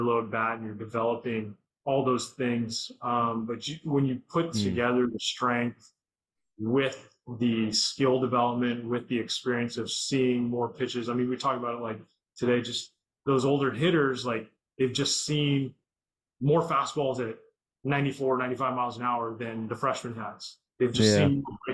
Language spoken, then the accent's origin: English; Southern California, United States; Growing up in SoCal